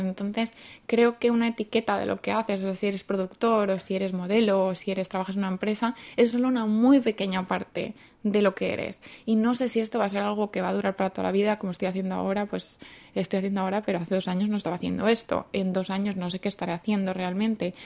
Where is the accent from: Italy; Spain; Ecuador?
Spain; Madrid, Community of Madrid; moved away as an adult; now in South Korea; vengo de Madrid y llevo en Corea así más o menos cinco años